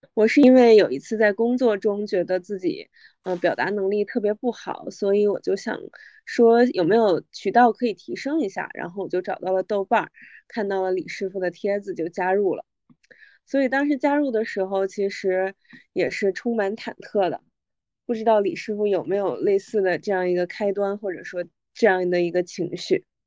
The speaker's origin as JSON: {"language": "Chinese", "region": "Northeast China", "country": "China", "tie": "born or raised there", "said": "我的家乡是来自东北"}